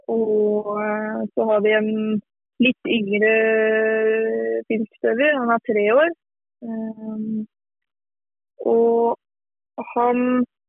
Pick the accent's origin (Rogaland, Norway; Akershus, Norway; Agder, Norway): Akershus, Norway; near Lillestrøm; jeg er jo fra Norge som, som kanske man hører. Och er fra et litet sted eh, litt utenfor Lillestrøm, som ligger eh, en time utenfor Oslo.